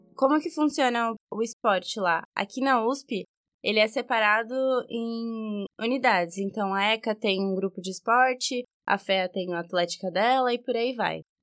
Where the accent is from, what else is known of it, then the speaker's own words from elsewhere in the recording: São Bernardo do Campo, São Paulo, Brazil; Eu sou de São Bernardo, e claramente por causa do meu sotaque